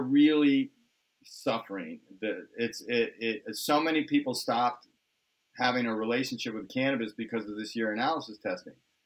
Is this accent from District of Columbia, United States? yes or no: yes; Washington, District of Columbia, United States; moved away as an adult; also born or lived in Southern California; We grew up on the East Coast in the Washington, D.C. area